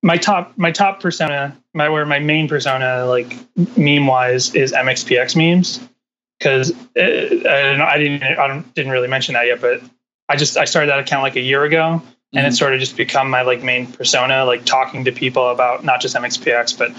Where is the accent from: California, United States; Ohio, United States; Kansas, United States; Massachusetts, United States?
Massachusetts, United States; Burlington; now in Los Angeles, United States; I'm originally from Burlington, Massachusetts